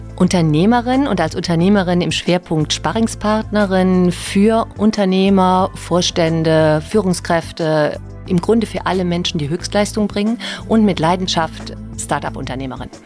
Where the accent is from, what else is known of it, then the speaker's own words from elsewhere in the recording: Ahrweiler, Rhineland-Palatinate, Germany; moved away as an adult; also born or lived in Mainz; auch groß geworden bis ich 20 war, bin ich aufgewachsen in der Stadt